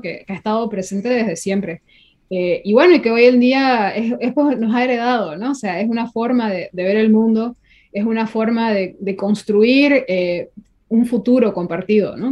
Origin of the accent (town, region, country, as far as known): Santa Cruz, Bolivia